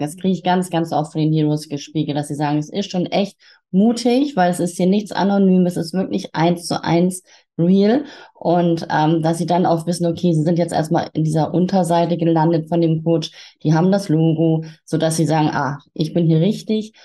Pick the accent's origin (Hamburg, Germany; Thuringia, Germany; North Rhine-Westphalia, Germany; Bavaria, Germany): Hamburg, Germany; moved away as an adult; now in Quickborn, Germany; ich bin auch gebürtige Hamburgerin